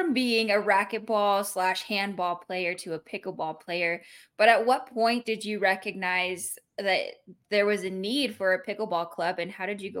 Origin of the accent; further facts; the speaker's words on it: Livermore, California, United States; I grew up in Livermore